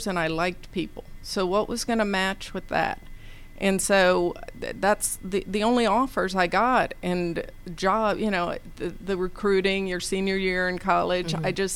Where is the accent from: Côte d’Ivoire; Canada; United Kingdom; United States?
United States; Nashville, Tennessee; moved away as an adult; also born or lived in Knoxville, Tennessee; now in Atlanta, United States; I grew up in Nashville, Tennessee.